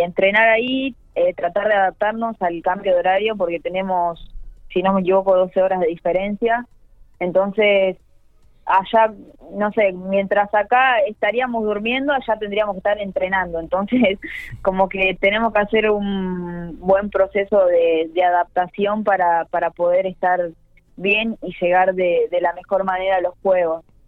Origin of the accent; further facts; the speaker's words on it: Argentina; que somos de Argentina